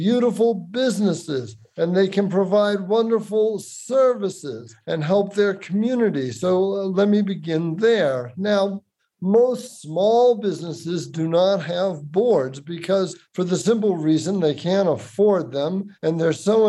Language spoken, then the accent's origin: English; Boston, Massachusetts, United States; I'm from Boston